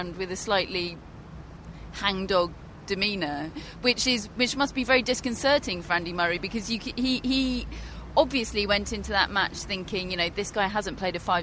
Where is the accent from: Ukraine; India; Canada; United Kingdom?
United Kingdom; we are British